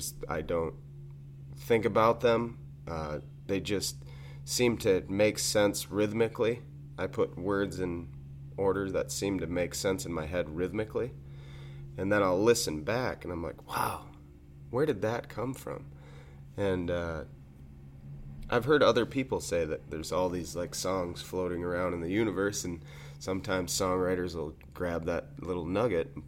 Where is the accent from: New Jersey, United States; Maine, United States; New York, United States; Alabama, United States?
New York, United States; Carthage; now in Cazenovia, United States; growing up in Carthage, we had the main industry, and pretty much the only one in the town of Champion where we grew up